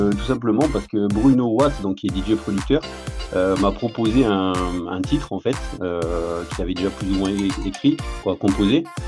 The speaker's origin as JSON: {"language": "French", "region": "Corsica", "country": "France", "said": "chez moi en Corse."}